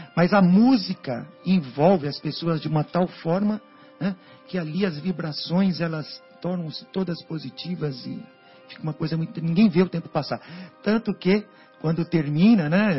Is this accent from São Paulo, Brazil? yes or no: yes; São Paulo, Brazil; Sou, sou de São Paulo, capital